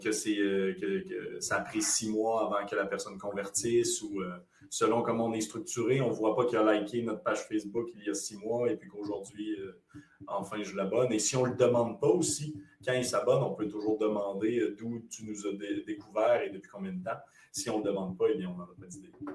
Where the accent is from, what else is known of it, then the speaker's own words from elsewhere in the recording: Quebec, Canada; accent: Québécois; Comme vous le reconnaissez à mon accent, nous, on est plutôt québécois